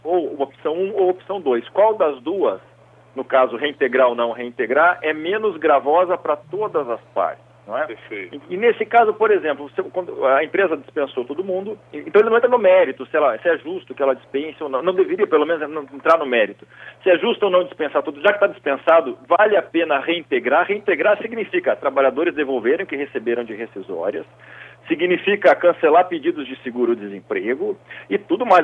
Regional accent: South Region, Brazil; como um bom sulista

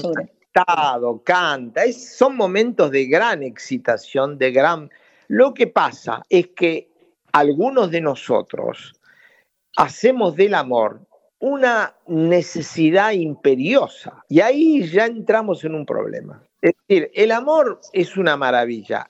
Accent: Buenos Aires, Argentina; moved away as an adult; also born or lived in Rosario, Argentina; now in France; Yo soy de origen rosarino, efectivamente, pero es el origen solamente porque viajé a Buenos Aires, mi familia viajó a Buenos Aires como tenía 10 años, así que me formé en, la Universidad de Buenos Aires

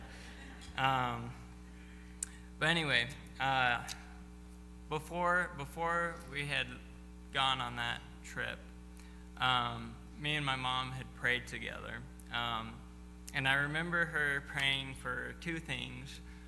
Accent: Fez, Fès-Meknès, Morocco; also born or lived in United States; well, you know, I grew up in Morocco, haven't lived too much in the U.S.

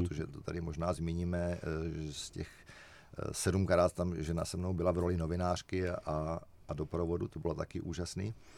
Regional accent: Czechia

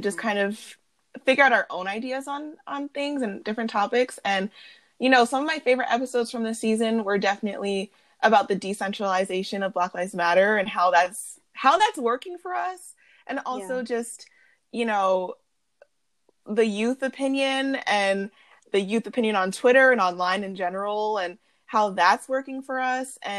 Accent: suburban New York, United States; first language English; We are middle-class suburban New York girls

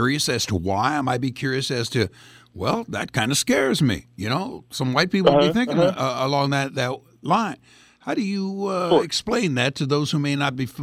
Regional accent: Greece; now in United States; I'm an immigrant from Greece

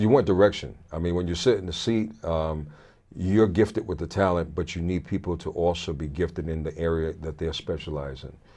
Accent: Brooklyn, New York, United States; moved away; also born or lived in Richmond, Virginia / Connecticut; I was born in Brooklyn

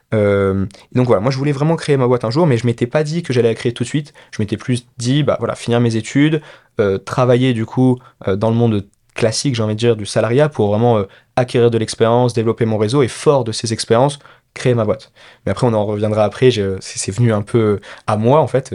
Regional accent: France; also born or lived in Peru; je suis né au Pérou, euh, père péruvien, mère française. Mais je suis très rapidement allé en France. Mes parents se sont séparés et du coup je suis parti avec ma mère quand j'avais 4 ans, quelque chose comme ça, en France. Donc j'ai fait toute ma scolarité en France, élevé uniquement avec ma mère.

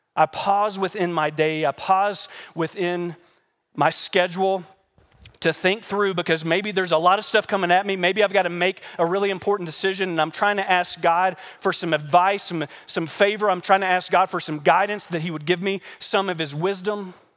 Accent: United States; As American Christians

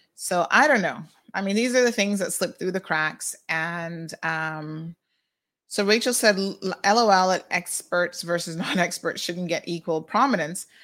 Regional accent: United States; now in Cayman Islands; in the U S we say laboratories

